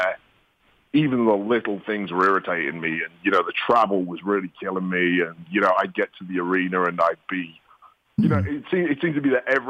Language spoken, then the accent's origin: English; England, United Kingdom; also born or lived in Tampa, Florida; now in New York City, United States; as an Englishman